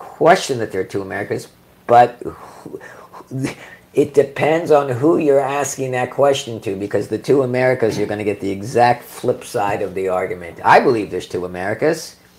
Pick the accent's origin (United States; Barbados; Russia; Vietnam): Vietnam; I mean, I grew up in Vietnam.